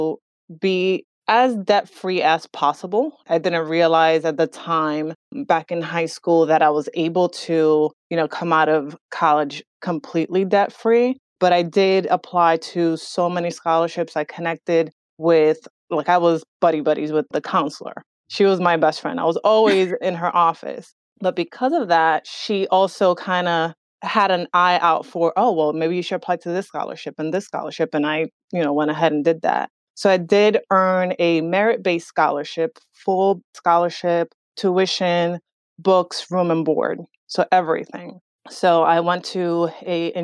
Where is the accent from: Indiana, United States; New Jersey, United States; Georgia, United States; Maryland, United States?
New Jersey, United States; Northern; also born or lived in Dominican Republic; we started living in Jersey when I was 9 years old and really raised in New Jersey, in Northern New Jersey